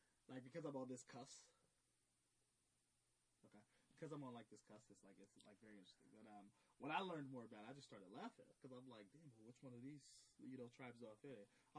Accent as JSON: {"language": "English", "region": "Southern California", "country": "United States", "moved": "yes", "said": "I'm from Southern California."}